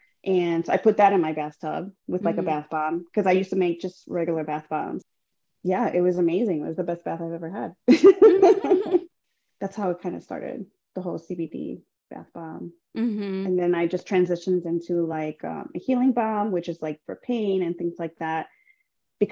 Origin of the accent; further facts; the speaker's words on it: Chicago, Illinois, United States; So I'm born and raised from Chicago, or in Chicago, originally from the North Side.